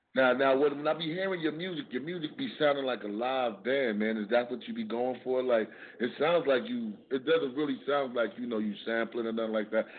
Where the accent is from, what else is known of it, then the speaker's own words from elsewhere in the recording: New York City, New York, United States; I'm from Harlem, New York